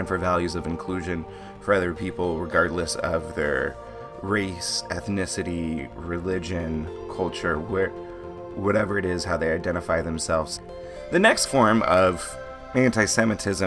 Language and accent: English; Texas, United States; a native Texan and Jew who recently saw Nazis hanging a banner off a highway in my hometown.